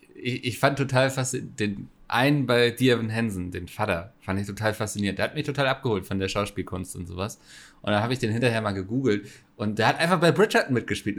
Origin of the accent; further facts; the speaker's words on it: Northern Germany, Germany; Da bin ich ja als Norddeutscher